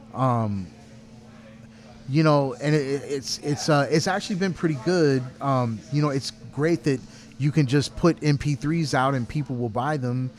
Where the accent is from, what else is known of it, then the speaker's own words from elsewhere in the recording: Garland, Texas, United States; I'm from Garland